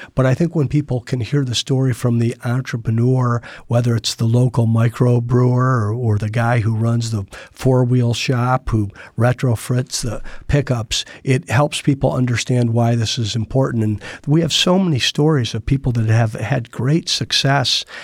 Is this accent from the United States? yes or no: yes; Toledo, Ohio, United States; moved away as an adult; I grew up in Toledo, Ohio, and lived there till I was eighteen